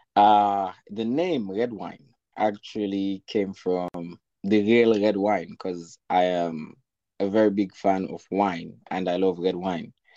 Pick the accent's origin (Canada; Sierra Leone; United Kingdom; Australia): Sierra Leone; moved away as an adult; now in Nanjing, China; I'm from Sierra Leone, uh, West Africa